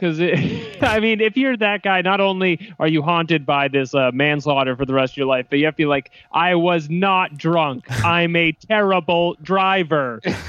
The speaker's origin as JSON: {"language": "English", "region": "New York", "country": "United States", "said": "As a New Yorker"}